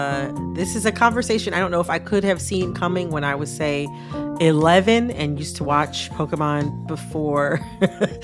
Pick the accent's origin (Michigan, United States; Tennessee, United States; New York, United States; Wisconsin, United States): Michigan, United States; Detroit; I'm from the Detroit area